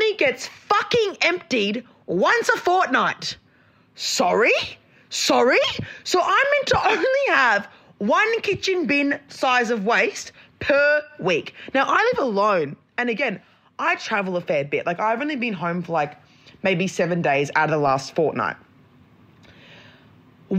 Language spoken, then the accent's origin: English; Brisbane, Queensland, Australia; moved away; also born or lived in Northern Rivers; I'm not from Sydney. Like, I'm from Brisbane. I'm used to mozzies. Mum has, like, water dragons by her pool. We had a snake living in the roof when I was growing up